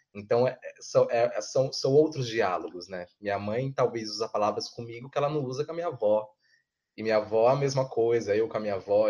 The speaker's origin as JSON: {"language": "Portuguese", "region": "São Paulo", "country": "Brazil", "said": "eu que sou de Goianazes"}